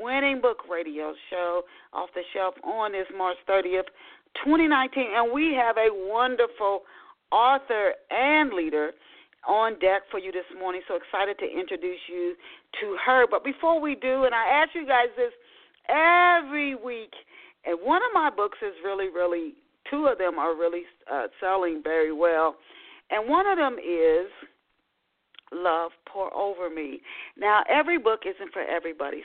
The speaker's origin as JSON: {"language": "English", "town": "Dayton", "region": "Ohio", "country": "United States", "tie": "born or raised there", "said": "I grew up in West Dayton, Ohio"}